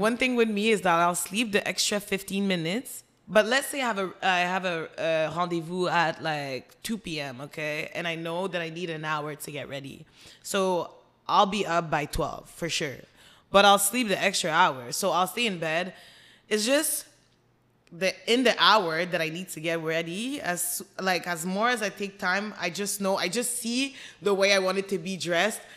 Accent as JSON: {"language": "English", "town": "Montreal", "region": "Quebec", "country": "Canada", "tie": "born or raised there", "said": "we grew up in Montreal, Côte des Neiges, and then moved outside in the suburbs."}